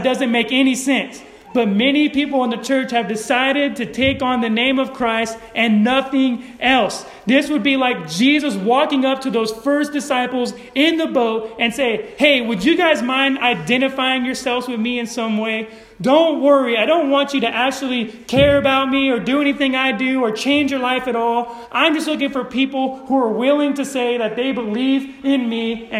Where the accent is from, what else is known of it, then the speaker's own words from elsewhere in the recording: Modesto, California, United States; I grew up in Modesto, California, where it's ghetto